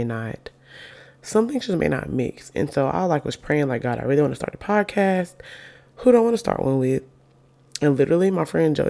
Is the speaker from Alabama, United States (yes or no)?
yes; Alabama, United States; also born or lived in Birmingham, Alabama; I live in Birmingham, Alabama. We're both from Alabama.